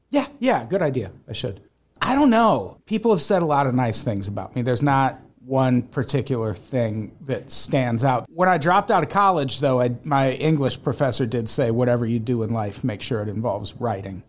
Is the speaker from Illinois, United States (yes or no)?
yes; Peoria, Illinois, United States; also born or lived in Santa Monica / Burbank; now in Los Angeles, United States; I grew up in Peoria